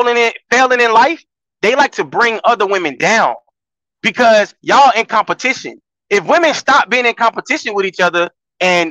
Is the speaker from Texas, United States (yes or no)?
no; Florida, United States; I'm from Florida